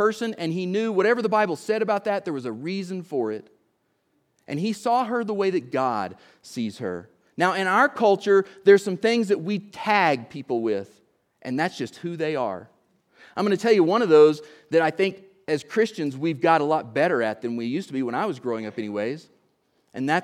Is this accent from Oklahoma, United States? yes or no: yes; Oklahoma, United States; I'm from Oklahoma